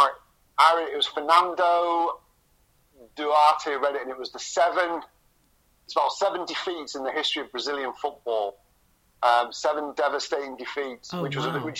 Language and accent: English; Scarborough, Yorkshire and the Humber, United Kingdom; also born or lived in Cottingham; I was living in Scarborough at that time. We still hadn't moved across